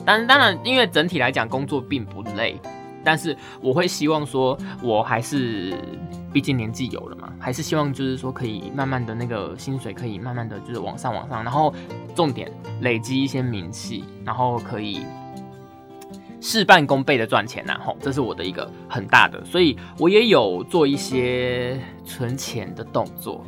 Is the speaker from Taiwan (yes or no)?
yes; Taiwan; 我们台湾人